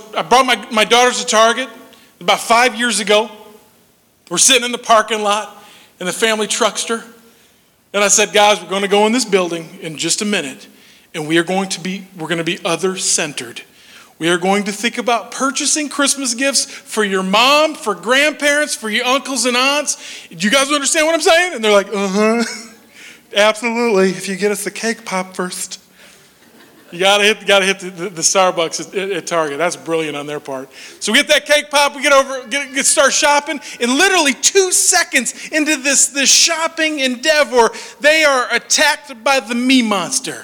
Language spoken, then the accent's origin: English; Minnesota, United States; moved away; I'm from Minnesota originally, and I'm kind of Nordic